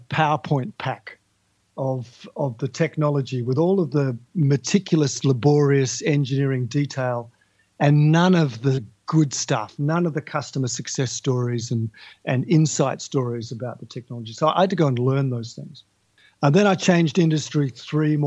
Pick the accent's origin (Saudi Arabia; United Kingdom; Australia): Australia; Tasmania; now in Melbourne, Australia; I grew up in Tasmania, which is an island to the south of Australia, and I'm talking to your listeners now from Melbourne in Australia